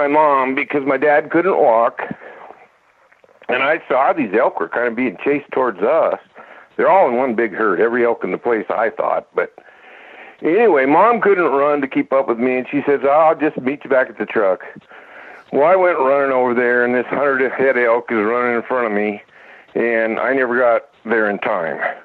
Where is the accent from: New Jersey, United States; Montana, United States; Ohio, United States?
Montana, United States; Glasgow; also born or lived in Wolf Point, Montana; I was born in Wolf Point, Montana in 53, I guess. And that's there's an Indian reservation there. And my dad was building houses, and we moved to Glasgow shortly thereafter